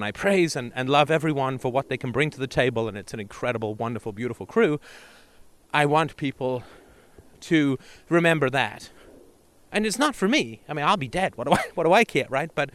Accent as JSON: {"language": "English", "region": "England", "country": "United Kingdom", "tie": "born or raised there", "also_born_or_lived": "Canada", "moved": "yes", "said": "growing up in England in the 70s and Canada in the 80s"}